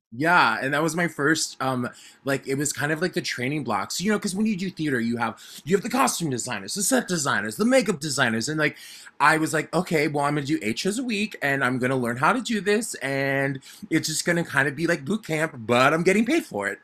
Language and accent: English; Arizona, United States; moved away as an adult; also born or lived in New York; I was born and raised in Arizona, and I grew up as a little kid who loved theater a lot